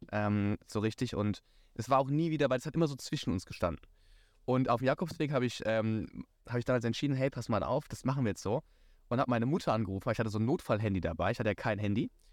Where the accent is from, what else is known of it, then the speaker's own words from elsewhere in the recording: Rhineland-Palatinate, Germany; ich bin gebürtiger Pfälzer, sehr leidenschaftlich.